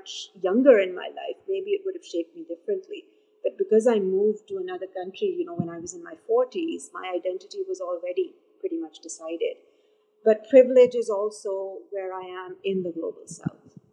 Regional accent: Pakistan; moved away as an adult; also born or lived in Canada; My identity has primarily been as a Pakistani and a very privileged Pakistani because I come from a middle-class background in this country

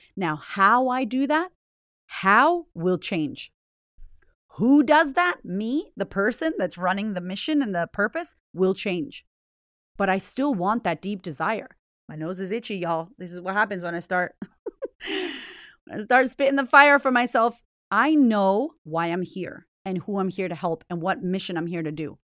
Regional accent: United States; moved away as an adult; also born or lived in Boston; now in Australia; I'm American

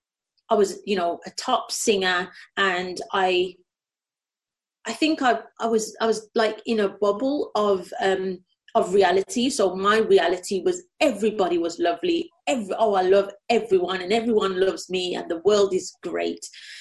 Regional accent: Birmingham, West Midlands, United Kingdom; accent: Brummie; But growing up in Birmingham, you get, and I think again, I think it's like a false sense of security. So, you know, I grew up in a very multicultural, I was around every, you know, color, creed, sexuality.

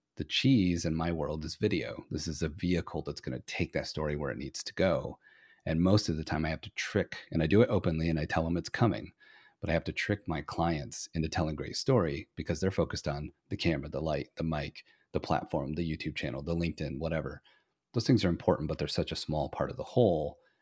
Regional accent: Flint, Michigan, United States; originally I'm from Flint, Michigan

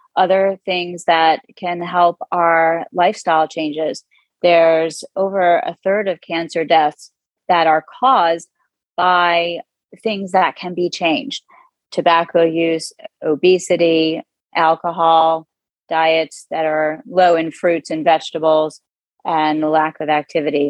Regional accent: Manalapan, New Jersey, United States; moved away; also born or lived in Abington, Pennsylvania; I grew up in central Jersey in a town called Manalapan, New Jersey, about halfway between New York City and Philadelphia

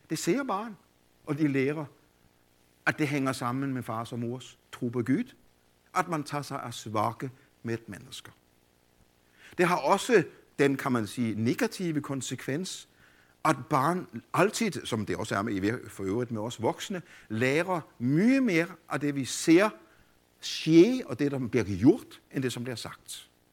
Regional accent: Denmark; also born or lived in Copenhagen, Denmark; jeg voksede op i Grundviks og Kols fædreland

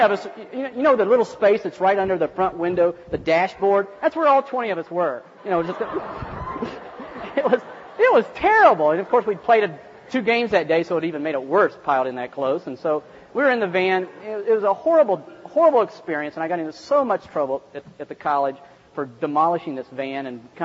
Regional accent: West Virginia, United States; I'm from West Virginia. We don't even have enough flat land to play golf

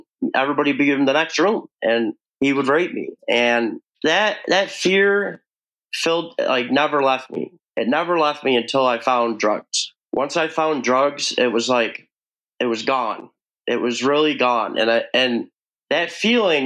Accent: New York, United States; I am from New York

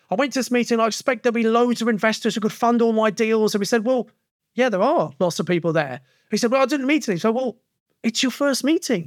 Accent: Kent, South East England, United Kingdom; now in Birmingham, United Kingdom; I come from Kent originally, but I'd settled in Birmingham in nineteen ninety

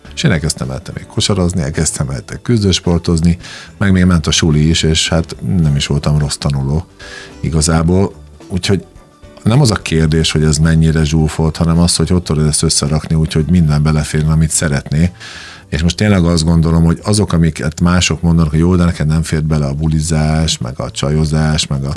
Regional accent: Komárno, Nitra Region, Slovakia; moved away as an adult; also born or lived in Dunajská Streda, Slovakia / Spain; now in Hungary; én Dunaszerden születtem, majd utána Komáromba, Komáromba költöztünk édesanyámmal

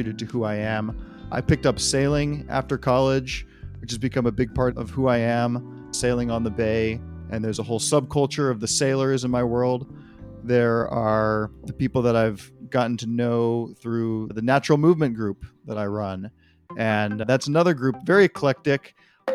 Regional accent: Marin County, Northern California, United States; also born or lived in Berkeley, California; I'm a Californian and a Northern Californian by birth. I was born within a 15-mile radius of where I am now in Berkeley. I was born in Marin County

